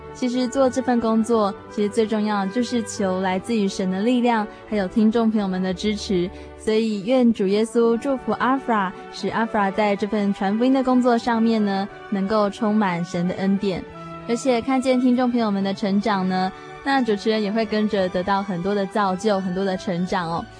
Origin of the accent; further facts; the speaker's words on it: Tainan, Taiwan; 我从台南来的，然后我在大学的主修科系是社会工作系